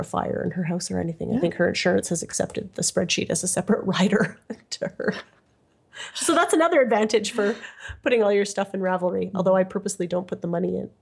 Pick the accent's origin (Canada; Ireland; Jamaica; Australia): Canada; I'm Canadian